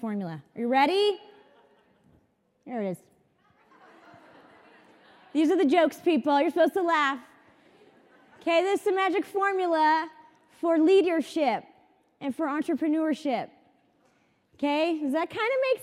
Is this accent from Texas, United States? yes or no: no; San Clemente, California, United States; I'm from San Clemente, California.